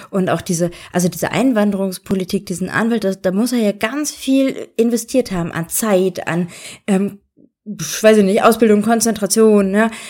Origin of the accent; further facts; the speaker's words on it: Germany; now in Austria; es fällt ja schon mir auf als Deutsche in Österreich, dass es da äh, kleine Kulturunterschiede gibt.